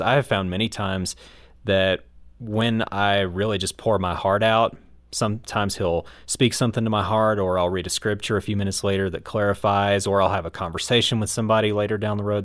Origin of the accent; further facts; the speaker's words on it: United States; my American biased mind